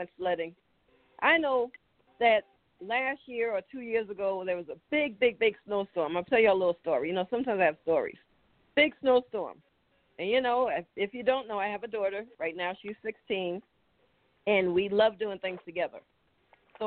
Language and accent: English; New York City, New York, United States; moved away; when I was growing up in New York City